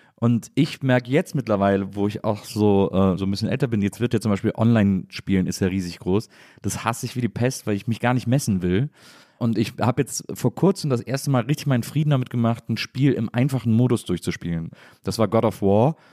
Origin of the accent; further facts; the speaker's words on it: a town between Cologne and Bonn, North Rhine-Westphalia, Germany; moved away; ich äh, komme aus so einer Stadt zwischen Köln und Bonn, auch so eine Kleinstadt